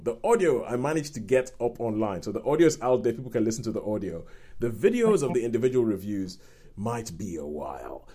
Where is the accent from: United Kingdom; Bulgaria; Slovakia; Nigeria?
Nigeria; moved away; some of my friends who I grew up with in Nigeria